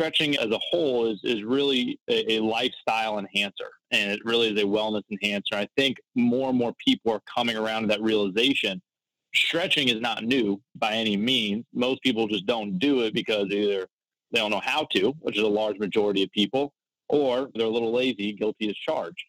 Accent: Florida, United States; I'm actually born and raised in Florida

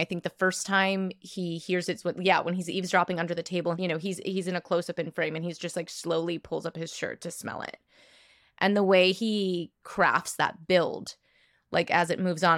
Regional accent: New York, United States; as a New Yorker

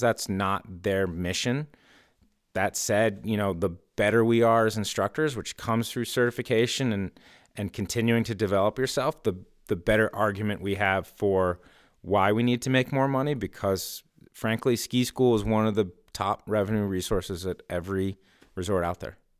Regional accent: Stowe, Vermont, United States; now in Morrisville, United States; I grew up in Stowe and that's been my home base.

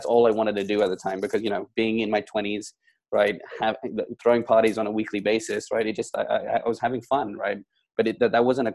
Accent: London, United Kingdom; moved away as an adult; now in Hong Kong; I was from London. I was in London

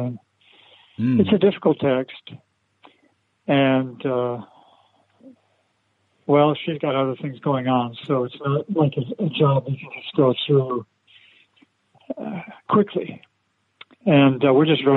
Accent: Iowa, United States; also born or lived in Obama, Japan / San Francisco, United States; now in St. Louis, United States; I was born in Iowa

